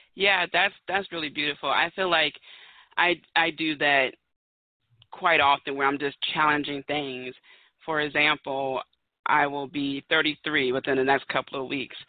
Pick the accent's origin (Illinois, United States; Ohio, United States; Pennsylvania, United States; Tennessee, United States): Pennsylvania, United States; Philadelphia; I'm from Philadelphia, Pennsylvania, home of the Eagles